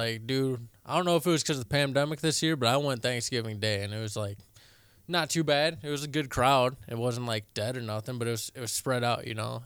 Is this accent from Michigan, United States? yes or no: yes; Michigan, United States; now in Colorado, United States; I'm from Michigan